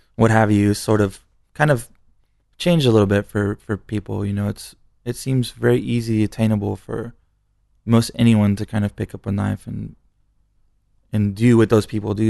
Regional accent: San Antonio, Texas, United States; I was born in San Antonio

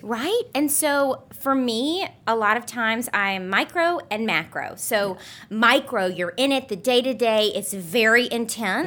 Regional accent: Alabama, United States; moved away as an adult; also born or lived in Memphis, Tennessee; now in New York City, United States; I grew up in Alabama. I was born in Memphis

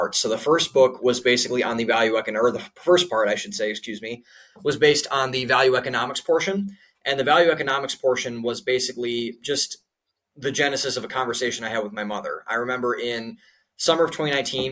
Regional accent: Cleveland, Ohio, United States; moved away as an adult; also born or lived in Columbus, Ohio / Boston / Florida / Pittsburgh; now in Austin, United States; I'm from Cleveland, Ohio, and up in Northeast Ohio.

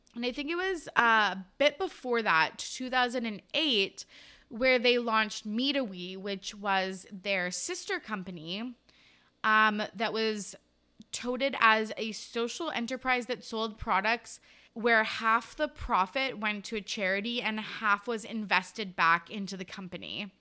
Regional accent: Kamloops, British Columbia, Canada; my hometown, Kamloops

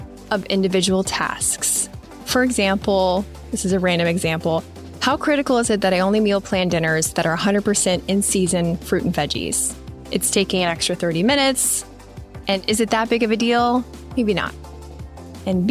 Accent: Midwest, United States; growing up in the Midwest

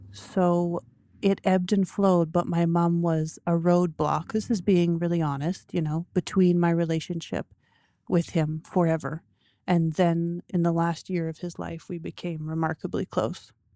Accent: Toronto, Ontario, Canada; we moved to the farm when I was four. I grew up in Toronto

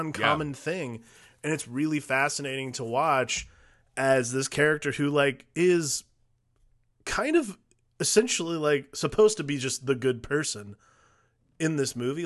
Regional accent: Cleveland, Ohio, United States; I grew up in Cleveland when LeBron was coming up

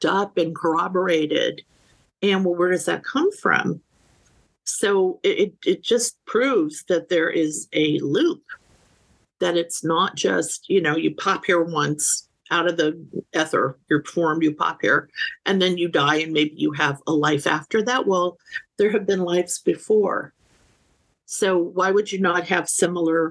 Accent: Northeast, United States; now in San Diego, United States; I grew up in the Northeast.

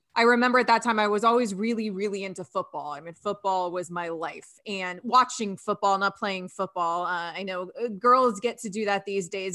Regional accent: Sarasota, Florida, United States; I grew up in Sarasota, Florida

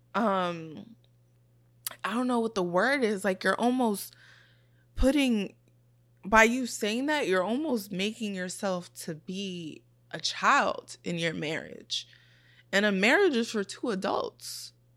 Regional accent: New York City, New York, United States; also born or lived in Brooklyn; I grew up in the Bronx and I grew up in Brooklyn.

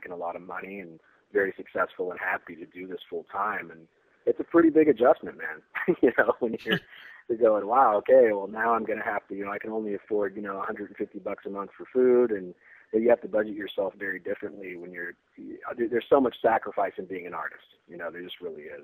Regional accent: San Francisco, California, United States; growing up in the San Francisco thrash scene

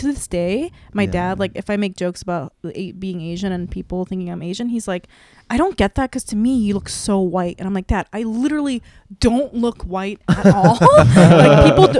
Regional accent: Saipan, Northern Mariana Islands; moved away; I was literally the whitest person because I was half white. Everyone else was like, because I grew up in Saipan and was like islanders and other Asians.

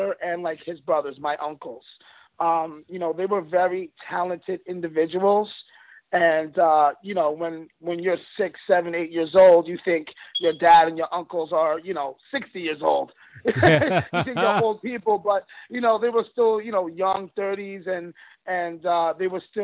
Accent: Long Island, New York, United States; I grew up in Long Island, New York

